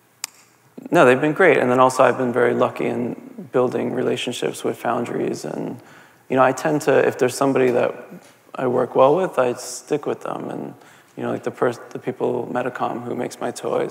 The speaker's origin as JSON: {"language": "English", "town": "Jersey City", "region": "New Jersey", "country": "United States", "tie": "born or raised there", "also_born_or_lived": "Manhattan, New York", "moved": "as an adult", "lives_now": "New York, United States", "said": "I really enjoyed growing up in Jersey City"}